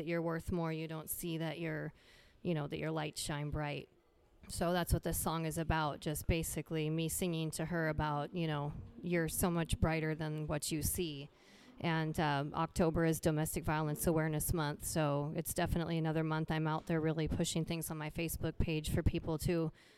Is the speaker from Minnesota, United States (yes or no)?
yes; Minnesota, United States; now in Idaho, United States; I'm from Minnesota originally